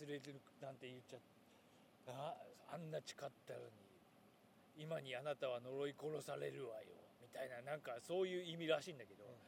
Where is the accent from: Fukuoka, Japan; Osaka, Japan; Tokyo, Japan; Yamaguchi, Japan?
Yamaguchi, Japan; moved away; 山口かうちの田舎だけかもしれないけど土曜の午後に突然ガバチョっていうのをやっていて